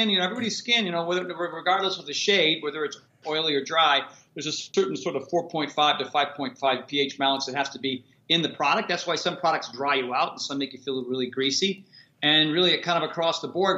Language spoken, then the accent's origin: English; Connecticut, United States; now in California, United States; So when I moved out to California from Connecticut, the sun's out here, 325 days out of the year.